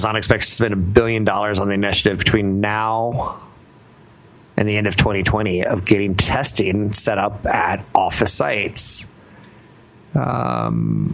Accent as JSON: {"language": "English", "region": "California", "country": "United States", "said": "I'm from California"}